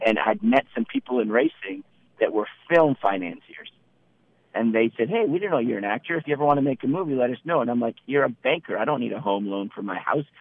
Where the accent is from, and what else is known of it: North Bay, California, United States; born or raised there; also born or lived in Iran / Petaluma, California